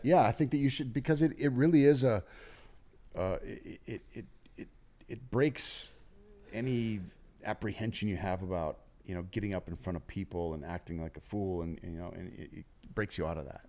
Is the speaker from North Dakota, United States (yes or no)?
yes; North Dakota, United States; now in Los Angeles, United States; we're both from North Dakota